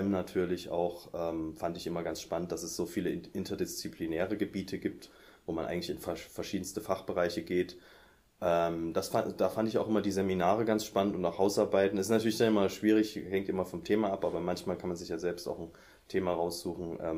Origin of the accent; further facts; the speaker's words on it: Saxony, Germany; now in Leipzig, Germany; Ähm, ich komme aus der Nähe von Dresden.